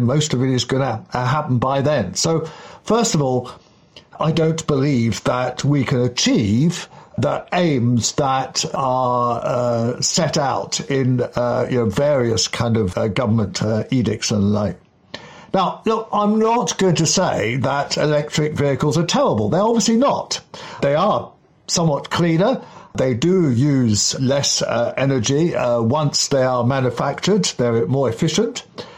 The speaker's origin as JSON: {"language": "English", "town": "Kensington", "region": "London", "country": "United Kingdom", "tie": "born or raised there", "said": "When I was a kid in the 1960s, growing up in Kensington, up on Camden Hill, which is Upper Hill, the milk used to be delivered by Hoppy the horse, literally."}